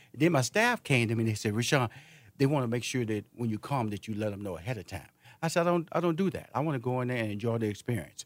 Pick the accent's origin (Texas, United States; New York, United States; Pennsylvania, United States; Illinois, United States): Texas, United States; Houston; I'm from Houston, Texas